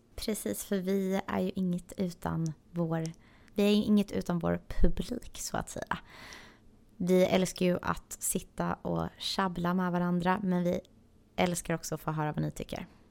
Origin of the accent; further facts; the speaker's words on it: Sweden; moved away as an adult; now in Los Angeles, United States; vi är de två enda svenska i butiken